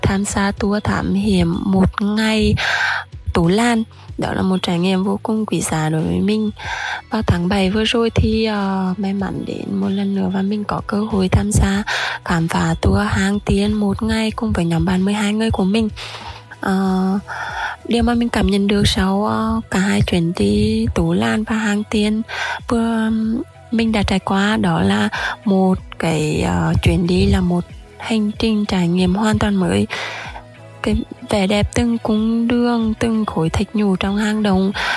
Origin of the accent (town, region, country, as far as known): Quang Binh, Vietnam; born or raised there